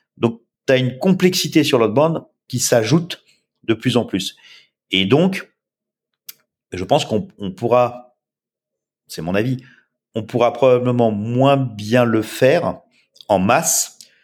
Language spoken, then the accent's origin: French; France; accent: French